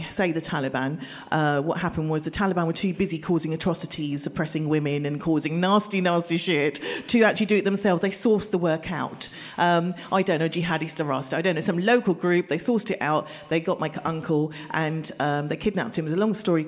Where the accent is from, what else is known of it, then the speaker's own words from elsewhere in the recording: Pakistan; moved away; I wasn't born here, I was born in Pakistan